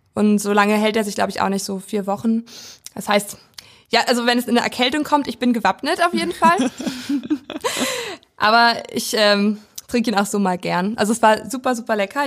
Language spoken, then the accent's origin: German; Weisen, Brandenburg, Germany; now in Schwerin, Germany; Und wir sind beide auf dem Land groß geworden. Und in ganz verschiedenen Teilen Deutschlands, ich in Brandenburg